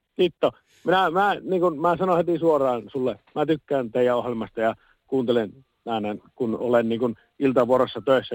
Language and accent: Finnish; Puolanka, Kainuu, Finland; kyllä minä olen Puolangalta kotoisin ollut